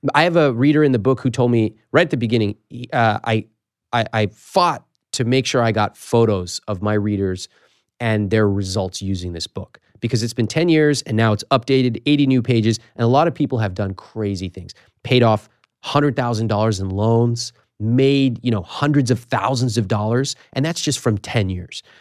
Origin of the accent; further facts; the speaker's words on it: United States; I was born in America